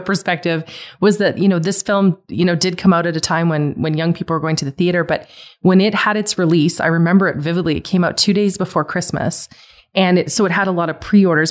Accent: Calgary, Alberta, Canada; Growing up in Calgary

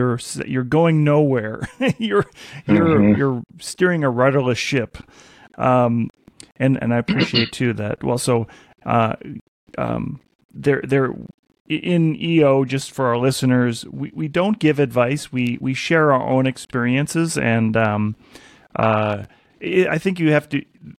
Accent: Minnesota, United States; I'm from Minnesota.

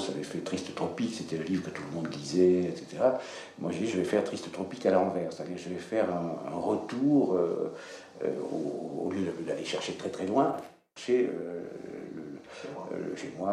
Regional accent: Dax, Nouvelle-Aquitaine, France; Moi, j'avais de la honte de mon accent que j'avais corrigé, etc. Je passais par l'école normale. Quand je descendais dans mon pays, euh, ça Pierre Carr va très bien comprendre, quand j'arrivais à Dax, que j'entendais l'accent, ça me faisait horreur.

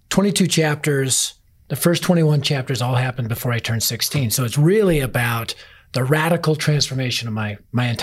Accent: Denver, Colorado, United States; I was raised in North Denver, which at the time was the highest crime rate area in Denver

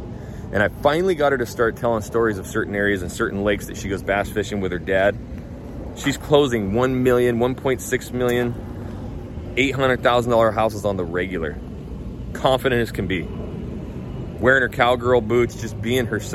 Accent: Idaho, United States; now in Houston, United States; I'm from Idaho

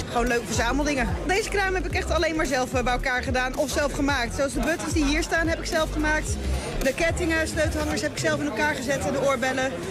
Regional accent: Ommen, Overijssel, Netherlands; Eh, ik kom uit Ommen en zij komt uit Zwolle.

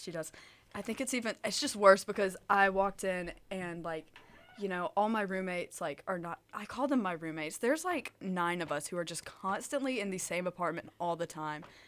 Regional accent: Tuscaloosa, Alabama, United States; moved away as an adult; now in Auburn, United States; I am from Tuscaloosa, Alabama.

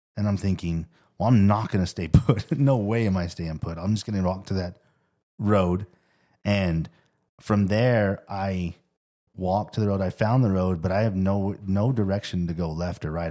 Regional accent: Tempe, Arizona, United States; I grew up in Tempe

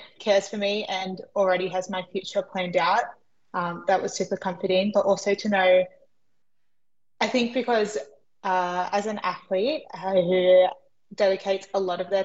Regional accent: Albion Park Rail, New South Wales, Australia; also born or lived in Figtree, New South Wales; I was born in Fig Tree, but I grew up in Oak Flats and then Albion Park Rail

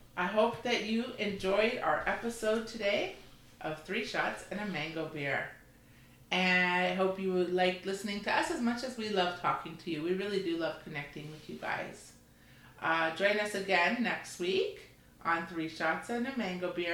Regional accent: Canada; We're the Canadian mother son

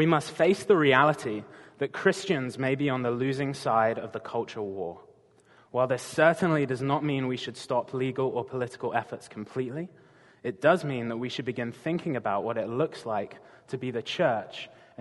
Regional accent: England, United Kingdom; moved away as an adult; now in Gig Harbor, United States; I'm not from around these parts originally, if you haven't already guessed. I'm from England

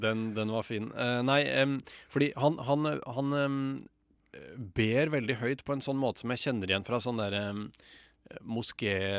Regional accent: Lørenskog, Akershus, Norway; also born or lived in Oslo; Jeg er fra Lørenskog. Og jeg ble født, ikke i Lørenskog, men i Oslo i 1988.

